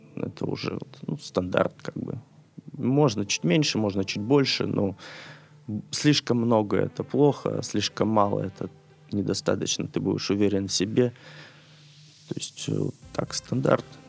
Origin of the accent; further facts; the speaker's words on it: Khabarovsk, Khabarovsk Krai, Russia; moved away as an adult; Я родился, вырос в Хабаровске